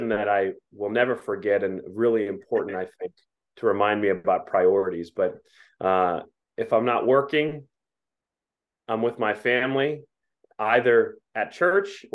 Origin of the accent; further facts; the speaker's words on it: Pittsburgh, Pennsylvania, United States; also born or lived in Ohio; I was born in Ohio, but soon after I was born, my family settled down in southwestern Pennsylvania and grew up in the suburbs